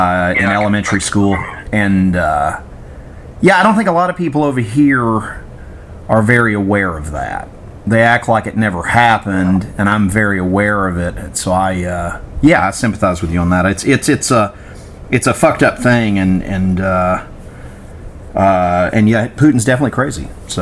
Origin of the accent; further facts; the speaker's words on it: United States; I'm probably the only American you'll ever talk with.